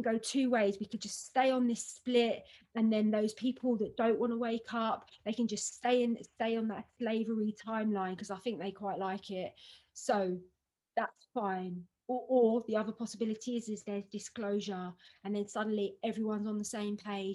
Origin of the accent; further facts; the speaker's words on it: London, United Kingdom; I went to school in Hampstead and I grew up in London